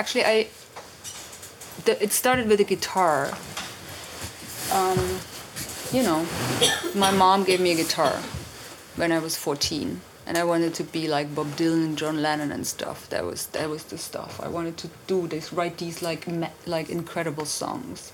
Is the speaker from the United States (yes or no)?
no; Germany; moved away as an adult; also born or lived in London / Berlin; I'm from East Germany, and the wall came down, and I was 19